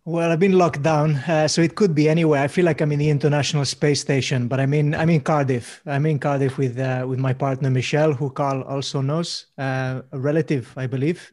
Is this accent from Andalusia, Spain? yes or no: no; Mallorca, Balearic Islands, Spain; moved away; also born or lived in Swansea; I grew up in Mallorca